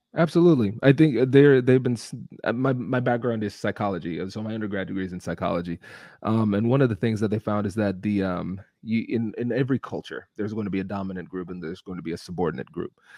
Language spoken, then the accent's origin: English; Tiffin, Ohio, United States; accent: Caribbean; I'm a first generation Caribbean American. I grew up in Tiffin, Ohio, which is a small Midwestern town